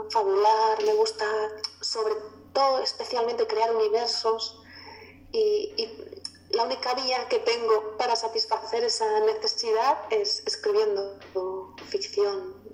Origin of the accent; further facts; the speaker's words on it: Galicia, Spain; el primer libro está ambientado en Galicia, de donde yo soy.